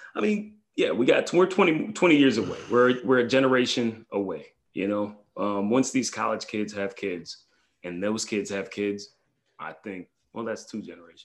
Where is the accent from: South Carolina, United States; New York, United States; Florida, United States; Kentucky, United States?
New York, United States; I'm a New Yorker